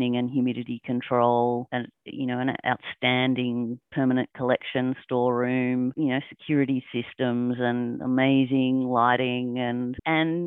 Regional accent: Lismore, New South Wales, Australia; also born or lived in Tasmania; now in Lismore, Australia; I am one of the curators at Lismore Regional Gallery. I was born in Lismore

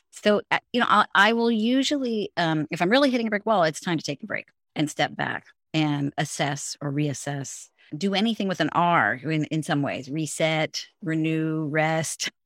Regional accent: San Francisco, California, United States; first language English; also born or lived in Finland / Hong Kong / England; I grew up in San Francisco. I'm fourth generation San Franciscan, so this is home

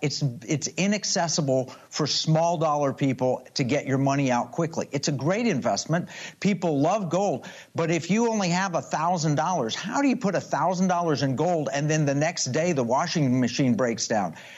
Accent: Oklahoma, United States; I grew up in Oklahoma

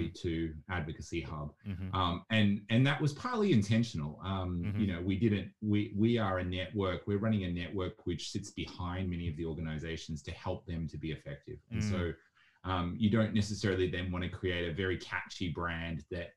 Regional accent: Melbourne, Victoria, Australia; also born or lived in Asia / Africa; I grew up in Melbourne and had parents that lived and worked all around the world. So I was in Asia and Africa as a child

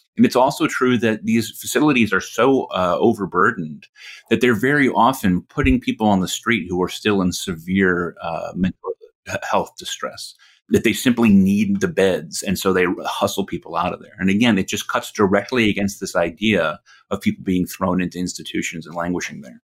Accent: Connecticut, United States; I was living alone in this tiny apartment in my hometown in Connecticut

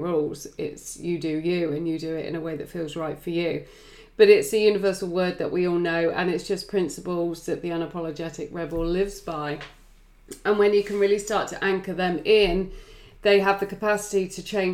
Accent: England, United Kingdom; I am English

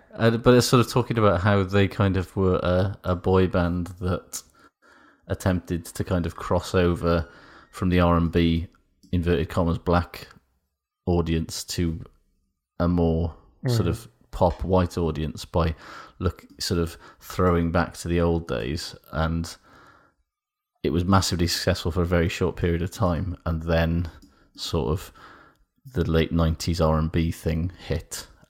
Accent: United Kingdom; Is about the Boys to Men effect, which is something that as a British person I was not really aware of at all

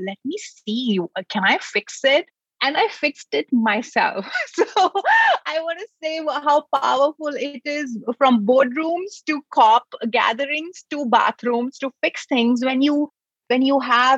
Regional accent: New Delhi, Delhi, India; moved away as an adult; now in United States; I grew up in New Delhi in India

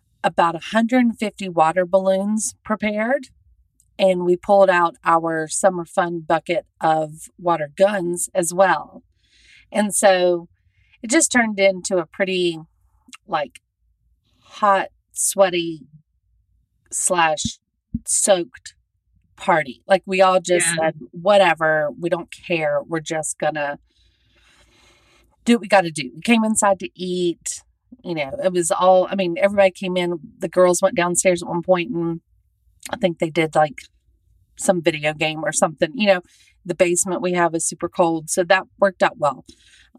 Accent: Southern United States, United States; moved away; I'm a Southerner living out here.

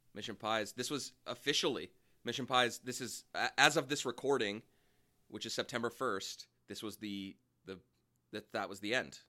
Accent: Bay Area, California, United States; growing up in the Bay Area

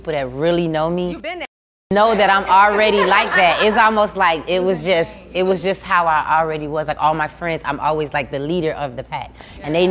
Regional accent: Miami, Florida, United States; I'm from Miami, of course. I grew up in Liberty City

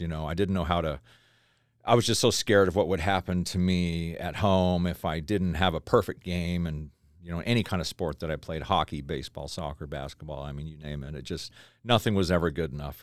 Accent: Tennessee, United States; moved away; also born or lived in Idaho; we grew up in the South as a little kid. I'm from Tennessee. I was born in Tennessee

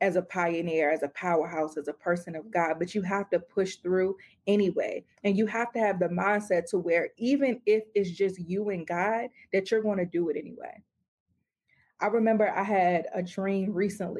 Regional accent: United States; we as American Christians have the luxury to not have to be persecuted for our faith

